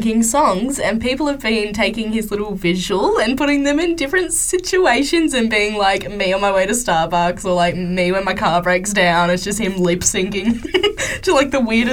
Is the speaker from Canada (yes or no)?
no; Australia; accent: Australian